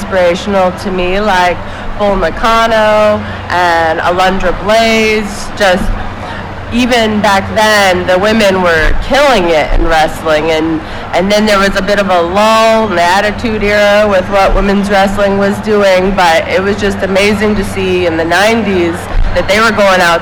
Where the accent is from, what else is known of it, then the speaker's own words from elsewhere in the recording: Alaska, United States; moved away as an adult; now in Las Vegas, United States; I'm originally from Alaska, where there's just not a lot of wrestling.